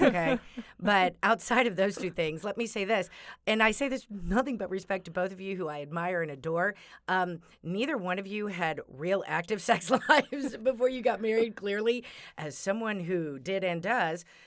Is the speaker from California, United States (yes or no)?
no; Texas, United States; moved away; I'm from Texas, so my high school friends